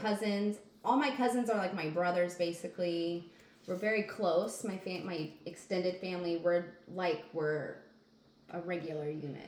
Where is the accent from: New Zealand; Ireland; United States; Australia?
United States; outside of Wichita, Kansas; I grew up outside of Wichita, Kansas.